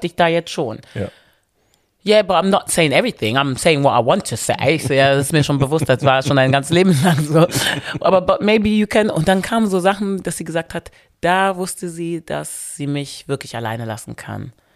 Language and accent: German; Wermelskirchen, North Rhine-Westphalia, Germany; Wermskirchen, da wo ich herkomme